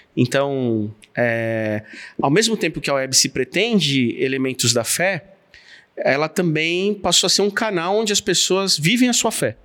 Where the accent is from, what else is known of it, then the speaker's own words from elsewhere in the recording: São Paulo, Brazil; como paulistano